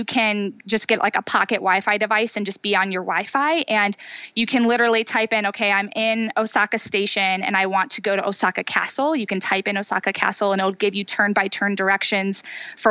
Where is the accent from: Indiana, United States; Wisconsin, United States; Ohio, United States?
Ohio, United States; Northeast; also born or lived in San Francisco; I grew up in Northeast Ohio area